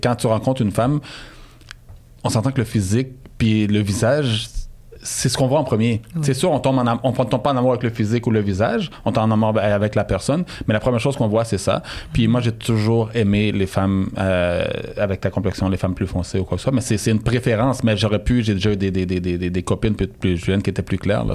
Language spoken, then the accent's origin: French; Montreal, Quebec, Canada; j'ai grandi euh, à Saint-Michel euh, jusqu'à l'âge de 22 ans